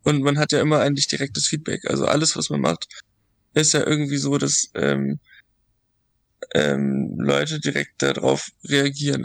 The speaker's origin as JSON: {"language": "German", "area": "Dithmarschen", "region": "Schleswig-Holstein", "country": "Germany", "said": "ich komme aus so einem, aus Dithmarschen, also da aus einem kleinen Dorf"}